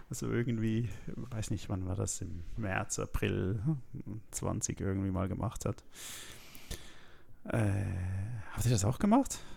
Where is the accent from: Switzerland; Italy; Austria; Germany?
Switzerland; Ja, da kann ich irgendwie als Schweizer nichts dazu sagen.